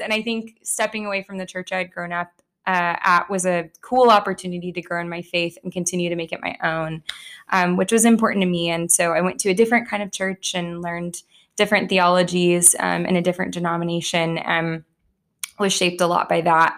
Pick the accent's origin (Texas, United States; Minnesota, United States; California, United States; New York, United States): Texas, United States; Plano; I grew up in Plano in a home with two parents that were also Christians.